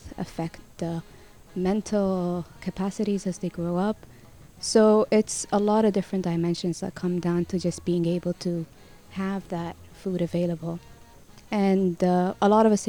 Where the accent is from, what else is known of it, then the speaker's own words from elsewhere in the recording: Sudan; moved away as an adult; now in Malaysia; from Sudan, and been here in Malaysia for 10 years now